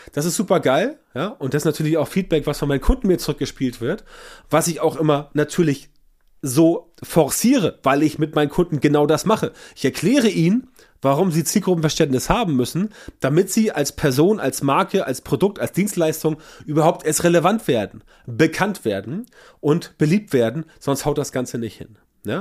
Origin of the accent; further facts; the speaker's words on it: Northern Germany, Germany; bei uns im Norden